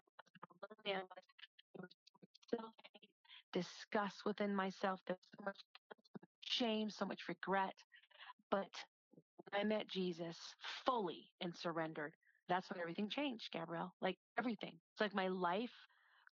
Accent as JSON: {"language": "English", "country": "United States", "tie": "born or raised there", "also_born_or_lived": "Hawaii / Las Vegas", "moved": "as an adult", "said": "I was a girl that was born and raised in Wisconsin, Minnesota."}